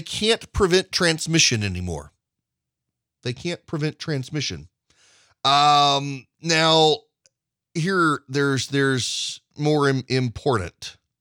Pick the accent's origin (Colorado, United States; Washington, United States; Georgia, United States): Georgia, United States; Georgia, my home state